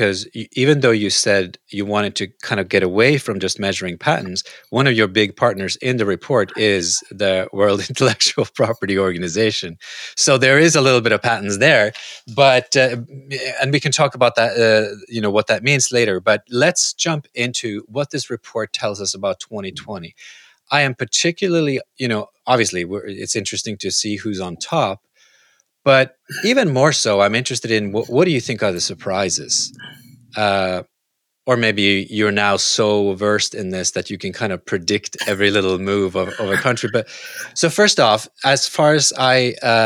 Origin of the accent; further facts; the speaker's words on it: Norway; I am originally from Norway.